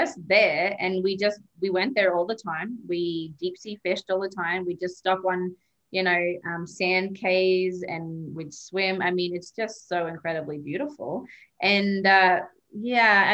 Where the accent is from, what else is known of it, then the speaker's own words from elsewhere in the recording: Cairns, Queensland, Australia; moved away; I grew up in Cairns, which is like the gateway to the Great Barrier Reef in Australia.